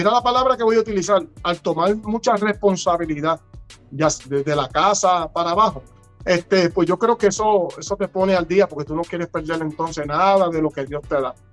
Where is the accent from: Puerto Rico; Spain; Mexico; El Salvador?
Puerto Rico; now in United States; yo amo a Puerto Rico, yo amo mi tierra, por mí, yo estuviera ahora mismo en Puerto Rico.